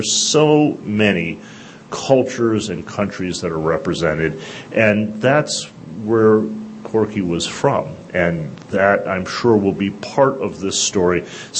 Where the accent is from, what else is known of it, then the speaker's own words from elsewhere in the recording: Detroit, Michigan, United States; because we're both from Detroit, the Motor City